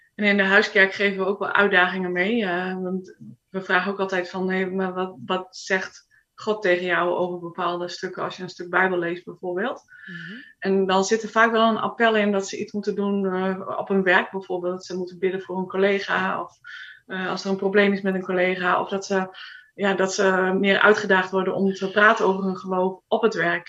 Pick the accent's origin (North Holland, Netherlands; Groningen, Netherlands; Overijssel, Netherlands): Groningen, Netherlands; moved away as an adult; now in Sweden; ik ben geboren in Groningen. Daar heb ik ook op school gezeten.